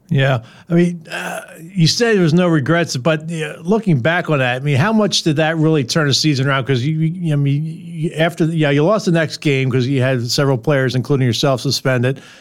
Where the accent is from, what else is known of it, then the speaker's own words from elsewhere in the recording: Philadelphia, Pennsylvania, United States; I grew up in Philadelphia